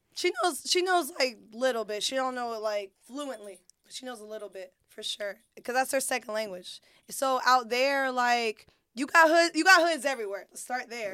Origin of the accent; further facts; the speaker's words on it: Fayetteville, United States; I'm born and raised in Fayetteville